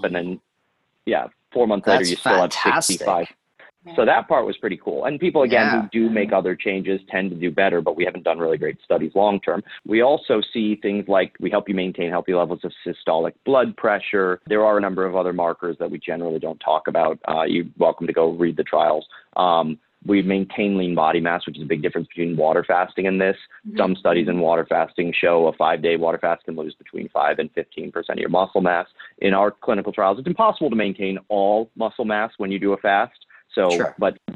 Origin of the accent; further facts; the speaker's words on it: Ohio, United States; I'm from Ohio. I'm Irish